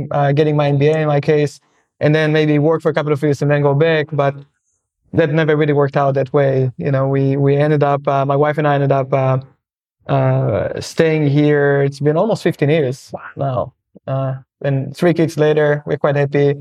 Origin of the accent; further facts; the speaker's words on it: Israel; moved away as an adult; I'm from Israel originally